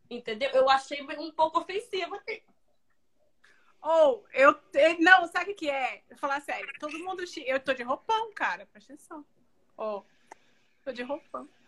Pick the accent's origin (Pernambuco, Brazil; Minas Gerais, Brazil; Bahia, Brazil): Bahia, Brazil; Salvador; now in United States; Eu sou baiana de Salvador, Bahia. Moro nos Estados Unidos há 17 anos.